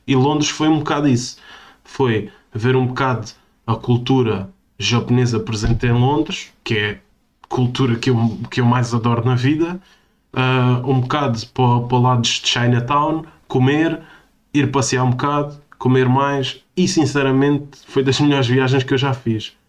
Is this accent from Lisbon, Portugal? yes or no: no; Portimão, Algarve, Portugal; moved away; uma terrinha perto da minha terrinha, que é Portimão